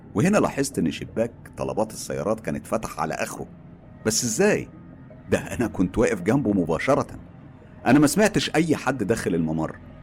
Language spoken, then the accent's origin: Arabic; Egypt; وفخور ان انا مصري